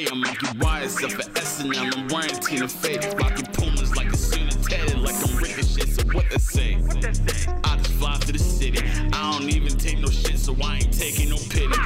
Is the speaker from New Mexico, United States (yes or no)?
no; Baltimore, Maryland, United States; Um, I am from the west side of Baltimore, Maryland. Uh, kind of hop from neighborhood to neighborhood. Uh, everything kind of started in Walbrook Junction, uh, 3300 Windsor uh, Road, Windsor Ave to be exact.